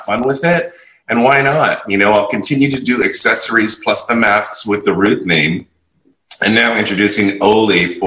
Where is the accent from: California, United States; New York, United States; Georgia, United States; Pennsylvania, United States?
California, United States; San Francisco; moved away as an adult; also born or lived in Las Vegas; now in Los Angeles, United States; I've originally born and raised in San Francisco